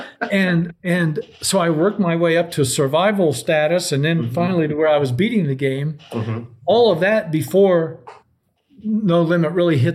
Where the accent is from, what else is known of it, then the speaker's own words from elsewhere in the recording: Columbus, Ohio, United States; my hometown of Columbus, Ohio